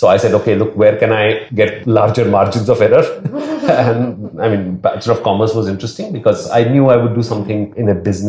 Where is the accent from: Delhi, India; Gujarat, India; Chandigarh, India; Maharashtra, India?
Maharashtra, India; Mumbai; I grew up in Dadar, as she said, Matunga. So very much the heartland of Bombay.